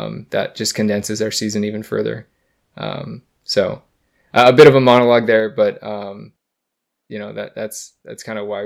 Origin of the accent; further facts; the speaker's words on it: United States; as an American